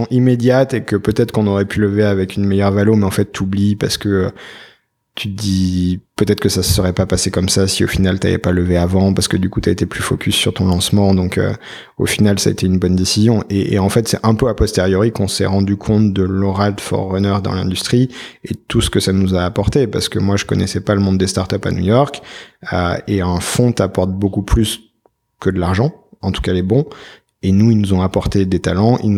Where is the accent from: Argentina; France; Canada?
France; on démarre, on est français, on a posé nos valises il y a à peine trois mois